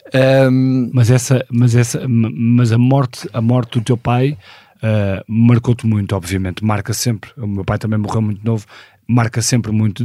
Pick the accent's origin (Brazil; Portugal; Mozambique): Portugal; Porto, Norte; nasci no Porto em 1976